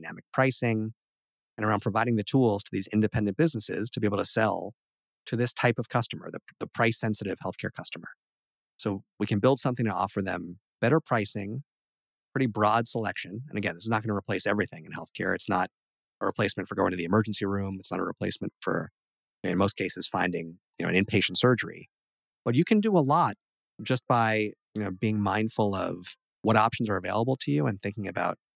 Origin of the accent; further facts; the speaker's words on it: New York, United States; We're both from New York